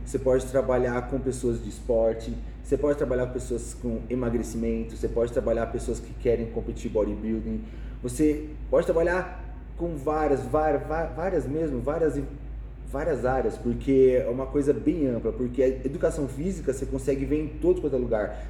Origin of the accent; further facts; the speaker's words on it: São Paulo, Brazil; Eu nasci em São Paulo, Brasil